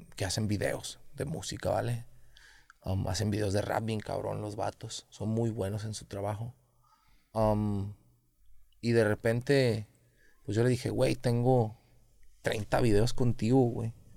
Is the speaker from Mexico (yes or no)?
yes; Guadalajara, Jalisco, Mexico; yo también soy de Oblatos